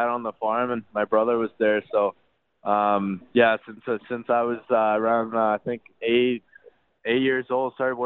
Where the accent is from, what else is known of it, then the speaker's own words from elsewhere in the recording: Saint-François-de-Madawaska, New Brunswick, Canada; that's indeed my hometown